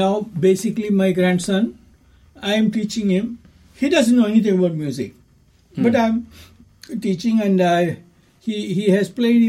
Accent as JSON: {"language": "English", "town": "Ernakulam", "region": "Kerala", "country": "India", "tie": "born or raised there", "also_born_or_lived": "Chennai, Tamil Nadu, India", "moved": "yes", "lives_now": "Dunedin, New Zealand", "said": "Kerala, I was born. I was born in Ernakulam."}